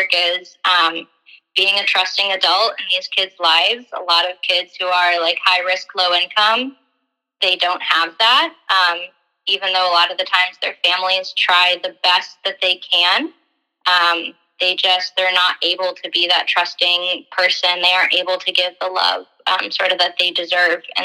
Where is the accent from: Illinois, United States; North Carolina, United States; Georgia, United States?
Illinois, United States; River Forest; I grew up in River Forest